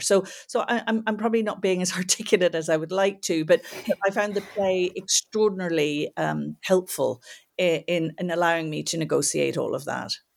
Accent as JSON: {"language": "English", "town": "Belfast", "region": "Northern Ireland", "country": "United Kingdom", "tie": "born or raised there", "also_born_or_lived": "United States", "moved": "yes", "lives_now": "Dublin, Ireland", "said": "I grew up in Belfast during the Troubles."}